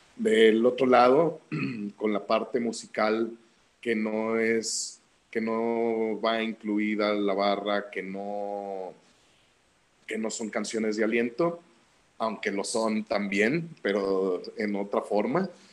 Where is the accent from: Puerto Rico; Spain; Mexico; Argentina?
Mexico; Guadalajara, Jalisco; de chico, aquí en Guadalajara